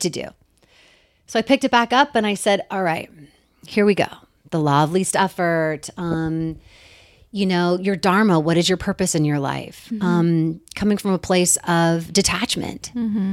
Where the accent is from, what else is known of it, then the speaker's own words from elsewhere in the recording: Bay Area, California, United States; growing up in the Bay Area next to San Francisco